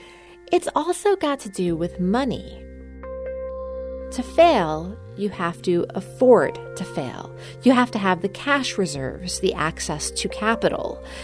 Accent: New York, United States; moved away as an adult; now in Silicon Valley, United States; I'm from New York, too

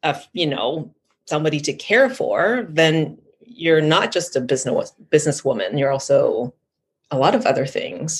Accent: Thailand; I grew up in Thailand

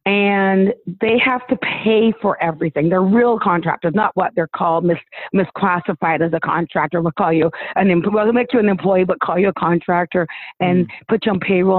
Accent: Australia; well, we're from Australia

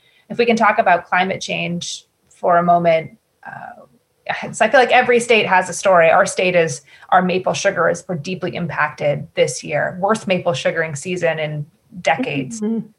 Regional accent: Newbury, Vermont, United States; I grew up in Newberry, which is in Orange County, Vermont

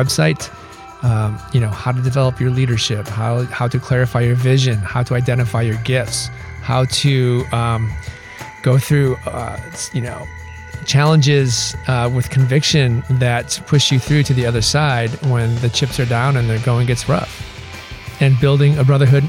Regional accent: Michigan, United States; I grew up in Michigan

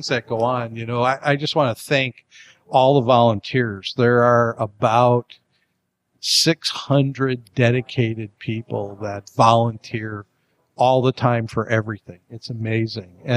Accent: Chicago, Illinois, United States; moved away as an adult; now in Salinas, United States; I moved here from Chicago 17 years ago.

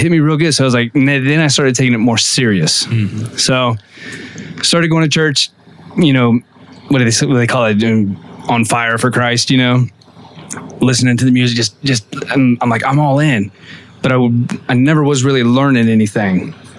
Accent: Ocoee, Florida, United States; In Ocoee.

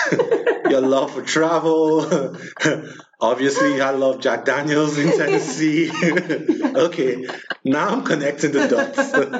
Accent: Nigeria; I'm from Nigeria

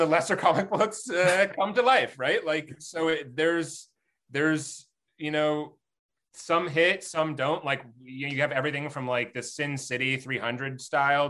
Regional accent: Los Angeles, California, United States; us growing up in Los Angeles.

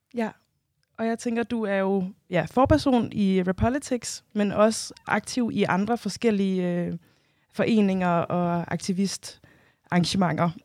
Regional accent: Denmark; jeg selv født og opvokset i Danmark

